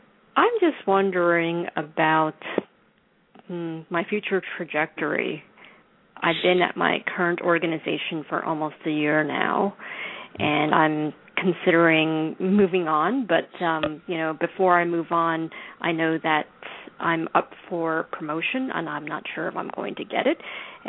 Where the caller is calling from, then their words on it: Manhattan, New York, United States; I'm calling from Manhattan.